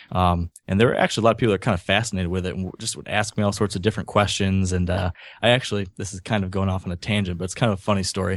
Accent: Grand Rapids, Michigan, United States; also born or lived in New York City / San Francisco / Lansing, Michigan / Ann Arbor, Michigan; I grew up in Grand Rapids, Michigan, which is not too far from Lake Michigan, over on the western side of the state.

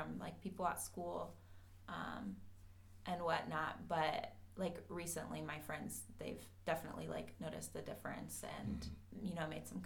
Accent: Austin, Texas, United States; moved away as an adult; now in Cleveland, United States; I am from Austin, Texas

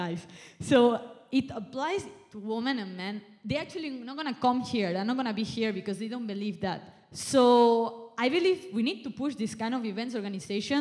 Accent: Spain; now in Malaysia; I'm from Spain, I'm not even from Malaysia

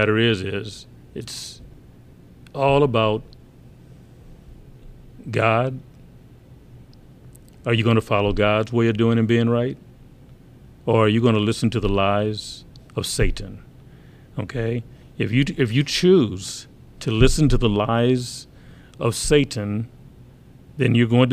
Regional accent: Muskegon Heights, Michigan, United States; I grew up in Muskegon Heights, and almost 90-some percent, you know, black

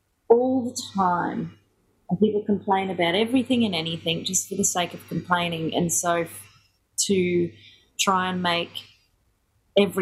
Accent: Brisbane, Queensland, Australia; moved away; also born or lived in Ellesmere Port, England; I'm from Brisbane originally, and when I left school, I share house lived in West End

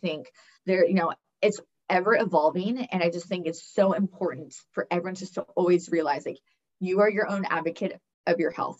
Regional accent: California, United States; I come from, you know, we're from California

